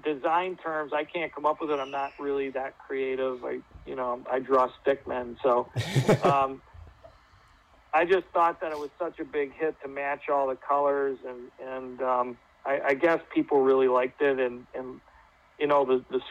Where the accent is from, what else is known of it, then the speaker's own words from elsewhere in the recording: United States; take great pride for being an American